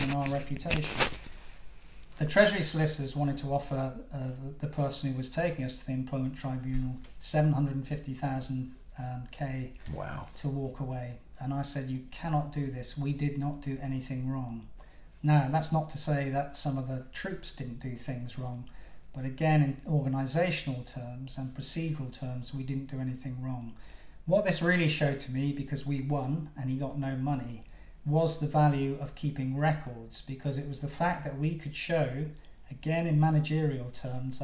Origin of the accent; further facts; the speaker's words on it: Plymouth, South West England, United Kingdom; also born or lived in Cornwall; I was brought up in Plymouth, but I have to say that I was born in Cornwall